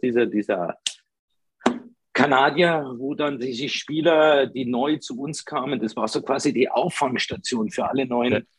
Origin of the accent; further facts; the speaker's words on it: Italy; now in Ingolstadt, Germany; als typischer Italiener